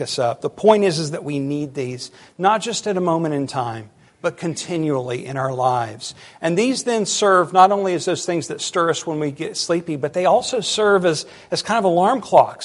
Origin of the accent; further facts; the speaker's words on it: United States; as American Christians